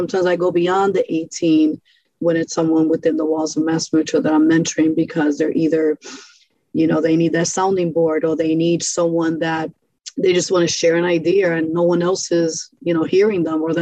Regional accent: New York City, New York, United States; also born or lived in Brightwood, Springfield, Massachusetts; now in Springfield, United States; this is how I grew up in New York City, in Brooklyn

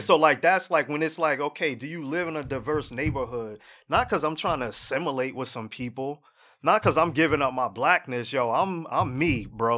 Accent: Jersey City, New Jersey, United States; I live in Jersey City, right? I'm from Jersey City originally

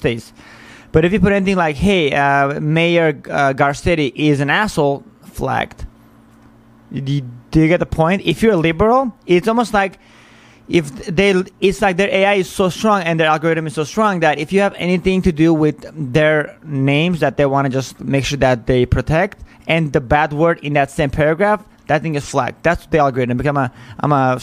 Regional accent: United States; as an American

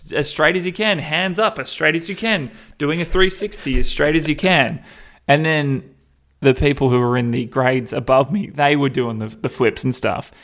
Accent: Perth, Western Australia, Australia; I grew up in Perth

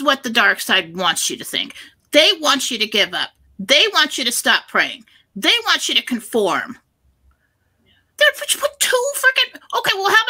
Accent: United States; we're the American people

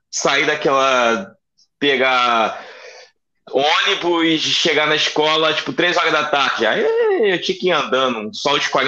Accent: Rio de Janeiro, Brazil; Cara, eu sou de Santa Cruz, da Zona Oeste.

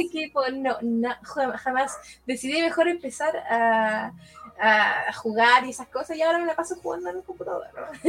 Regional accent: Lonquimay, Araucanía, Chile; now in Peñaflor, Chile; ahora estoy viviendo en Peñaflor, pero me crié en la ah. región de Araucanía, en Lonquimay.

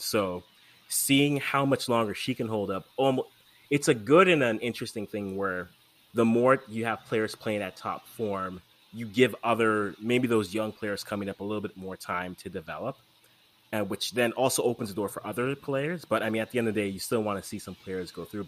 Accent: Canada; also born or lived in Ghana; As a Canadian fan

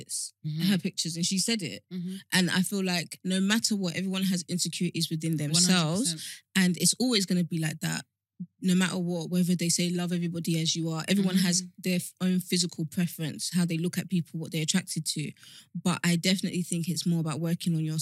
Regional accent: Nigeria; I'm Nigerian

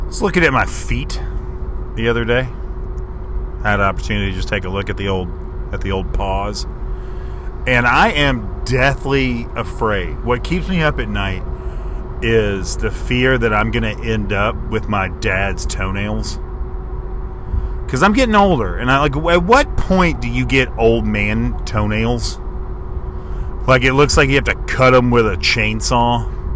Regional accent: United States

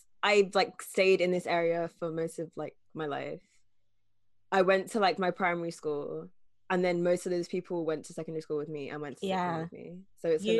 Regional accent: United Kingdom; My parents are both Bajan. I was born here, but they came over like before I was born from Barbados. So I'm first generation, I guess. Kind of. My dad did live here when he was younger as well, so kind of not first generation.

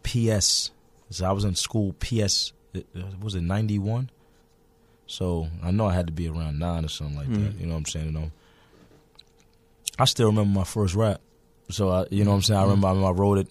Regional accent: New York City, New York, United States; I'm from the Bronx

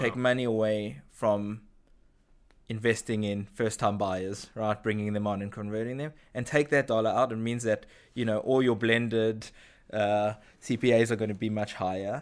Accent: South Africa; moved away as an adult; now in Israel; grew up in South Africa, moved to Israel, uh, when I was in my early twenties

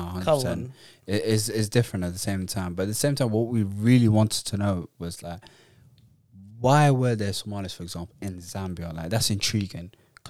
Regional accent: Netherlands; now in England; Although I was from Holland at that point, do you know what I mean? We were using chalk still at that point.

